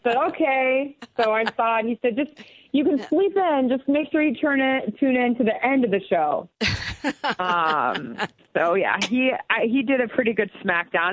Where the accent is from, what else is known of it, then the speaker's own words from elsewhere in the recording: La Junta, Colorado, United States; also born or lived in Rocky Ford, Colorado; in the middle of nowhere in southeastern Colorado, in La Junta, Colorado